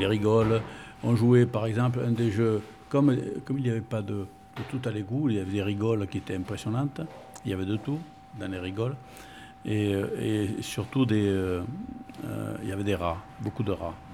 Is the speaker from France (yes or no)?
yes; Bordeaux, Nouvelle-Aquitaine, France; first language Spanish; French is a second language; Je suis né à Bordeaux.